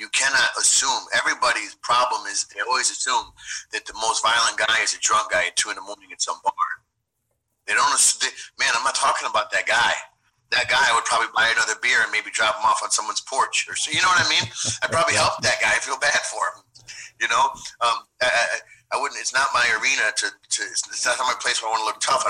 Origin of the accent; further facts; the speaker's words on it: Chicago Heights, Illinois, United States; I'm from Chicago Heights, Illinois